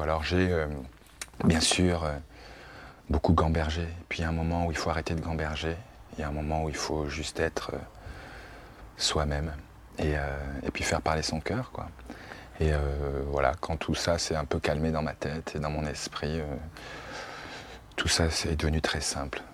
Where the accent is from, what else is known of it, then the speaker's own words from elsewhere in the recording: France; en tant que Français d'origine africaine